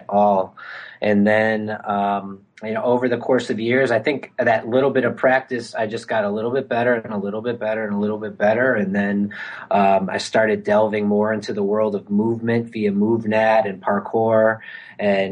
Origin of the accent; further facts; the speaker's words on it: Milwaukee, Wisconsin, United States; moved back home to my hometown, Milwaukee, Wisconsin